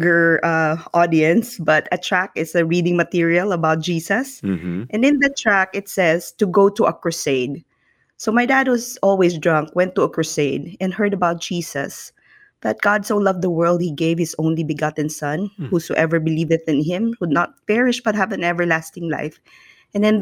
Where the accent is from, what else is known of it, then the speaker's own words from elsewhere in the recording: Philippines; growing up in the Philippines